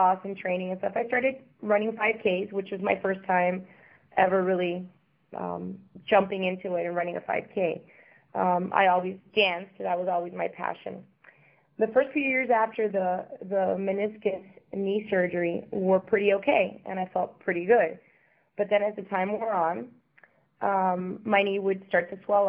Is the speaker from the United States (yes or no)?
yes; Miami, Florida, United States; also born or lived in Havana, Cuba / Europe / Caribbean; moved to Miami at the age of five where I grew up